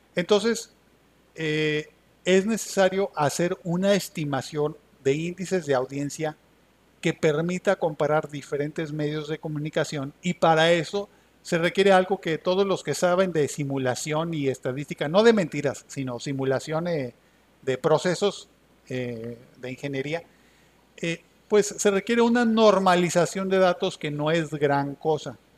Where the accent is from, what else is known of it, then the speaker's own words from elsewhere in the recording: Pueblo Viejo, Veracruz, Mexico; aquí en mi pueblo, en Pueblo Viejo, Veracruz